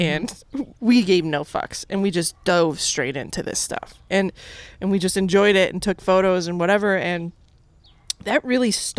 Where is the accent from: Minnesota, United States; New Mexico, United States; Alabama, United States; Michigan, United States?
New Mexico, United States; Albuquerque; also born or lived in San Francisco; now in Las Vegas, United States; I grew up in Albuquerque, New Mexico.